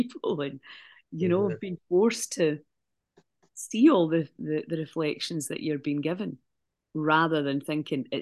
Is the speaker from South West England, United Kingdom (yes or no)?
no; Scotland, United Kingdom; now in Malta; I came back from Malta to Scotland for a holiday